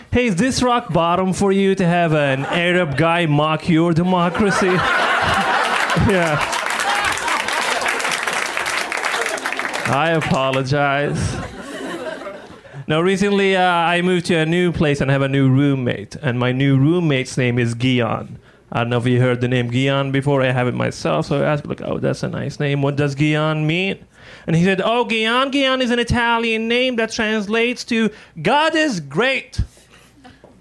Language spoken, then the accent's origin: English; Benghazi, Libya; English is a second language; moved away as an adult; now in United States; I'm originally from Libya. That's where I'm from, specifically from the city of Benghazi